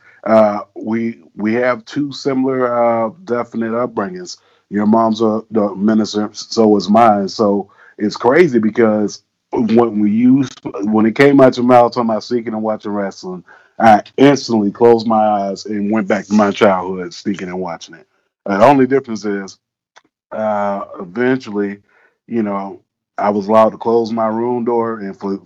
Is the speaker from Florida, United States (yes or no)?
yes; South Florida, United States; growing up in South Florida